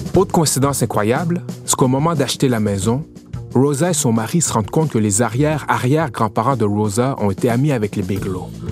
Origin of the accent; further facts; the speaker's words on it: Montreal, Quebec, Canada; On est de Montréal et on est descendu jusqu'à Norfolk